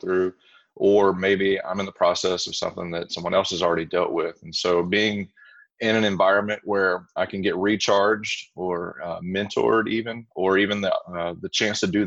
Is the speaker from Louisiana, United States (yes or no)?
yes; Louisiana, United States; moved away as an adult; also born or lived in East Texas; now in Texas, United States; I'm originally from the Louisiana area, spent about 25 years there